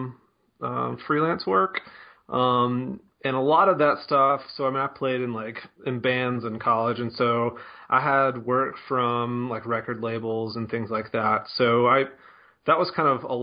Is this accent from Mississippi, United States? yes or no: yes; Mississippi, United States; moved away as an adult; also born or lived in Denver, Colorado; I'm from Mississippi